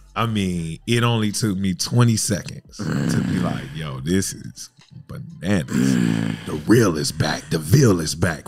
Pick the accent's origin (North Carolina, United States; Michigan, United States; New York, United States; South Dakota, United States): North Carolina, United States; Fayetteville; now in Daytona Beach, United States; I live right here in Daytona Beach, but I was born and raised in Fayetteville, North Carolina